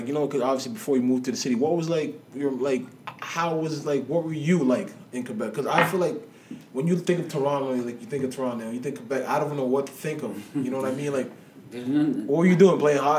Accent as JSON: {"language": "English", "country": "Nigeria", "also_born_or_lived": "Scarborough, Canada", "moved": "yes", "lives_now": "Canada", "said": "when I lived in Scarborough, too, when I first came to Canada, it's like, yo, being Nigerian"}